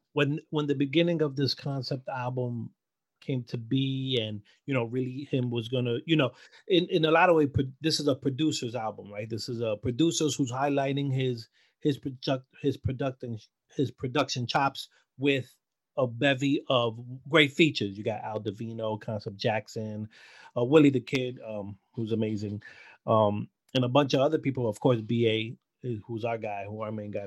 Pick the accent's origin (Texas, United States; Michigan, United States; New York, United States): New York, United States; New York City; being a Latino in Brooklyn. But I feel growing up in Brooklyn